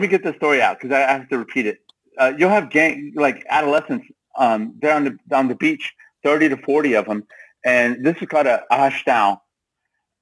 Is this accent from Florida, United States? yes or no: no; Texas, United States; I'm a Texan